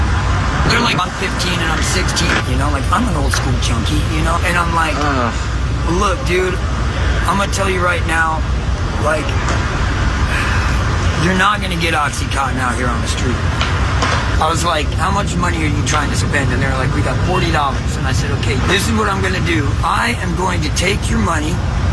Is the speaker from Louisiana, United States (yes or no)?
yes; Louisiana, United States; now in San Francisco, United States; Louisiana, Texas area.